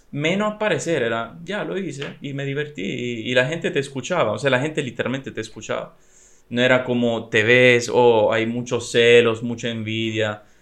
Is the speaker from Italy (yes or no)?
yes; Italy; La ideología que anda en mi país. En estos días no me está gustando mucho en realidad. Eh, mm, es muy decepcionante la situación porque sí, Italia es muy conocida para muchas cosas